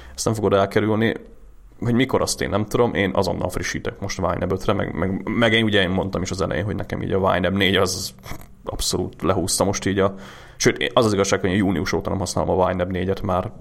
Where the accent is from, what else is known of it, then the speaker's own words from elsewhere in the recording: Hungary; magyarok vagyunk